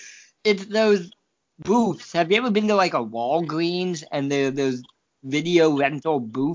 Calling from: Champaign, Illinois, United States; I'm broadcasting from Champaign, Illinois.

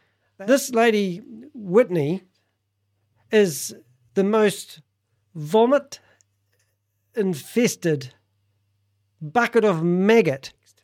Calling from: New Zealand; I'm calling Canada from New Zealand.

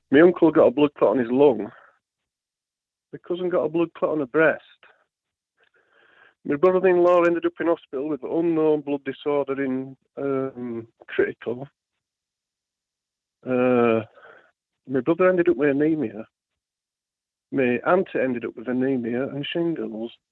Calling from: Yorkshire and the Humber, United Kingdom; uh, West Yorkshire, mate. How are we doing?

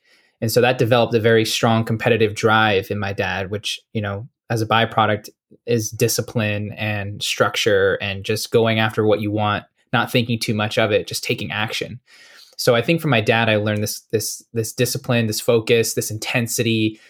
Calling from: Las Vegas, Nevada, United States; Checking in from Las Vegas, sunny and hot.

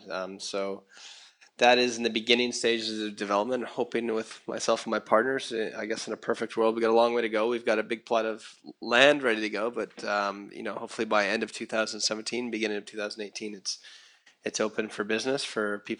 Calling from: Costa Rica; So I'm I'm uh, I'm speaking from Costa Rica, in the jungle and the rainforest, and some really interesting and fun things going on that are inspiring me here.

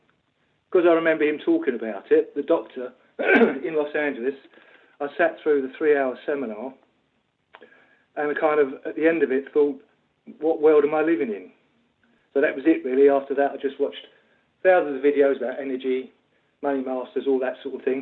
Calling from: Essex, East of England, United Kingdom; I'm calling from Essex.

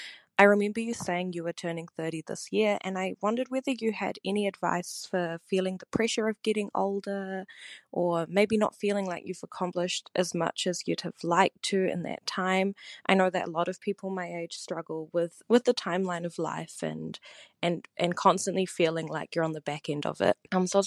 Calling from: New Zealand; Hi, Tori. … I'm a listener from Aotearoa, New Zealand.

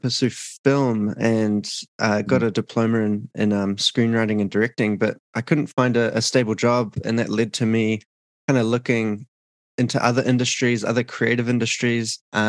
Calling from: Auckland, New Zealand; I'm calling in from Auckland, New Zealand, in the south, southern hemisphere.

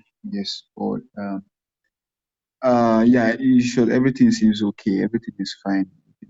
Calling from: Warri, Delta, Nigeria; so I'm calling from Warri Delta State.

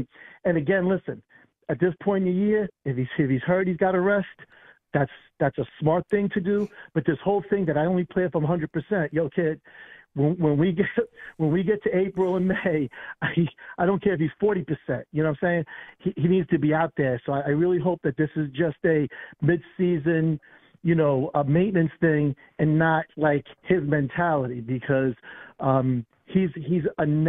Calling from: New York, United States; from Long Island, bro.

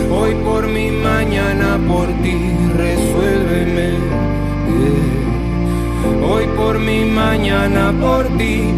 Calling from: Panama; desde Panamá y estamos sonando acá por Radio Mandinga

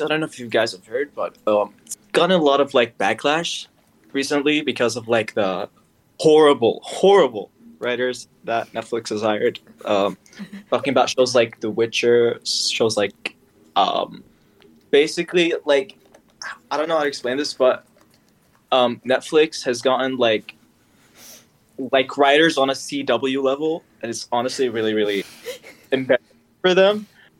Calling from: Riyadh, Riyadh Province, Saudi Arabia; I'm calling from Riyadh, Saudi Arabia.

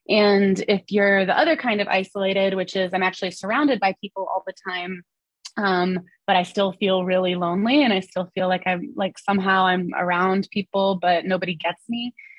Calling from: Asheville, North Carolina, United States; here in North Carolina, I'm calling from Asheville, North Carolina, which is in the western part of the state.

